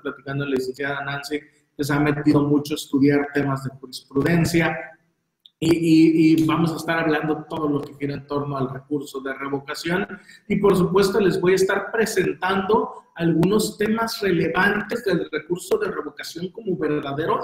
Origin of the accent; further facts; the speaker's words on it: Veracruz, Mexico; como somos de Veracruz